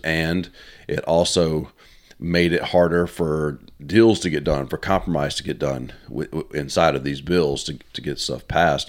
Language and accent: English; United States; as an American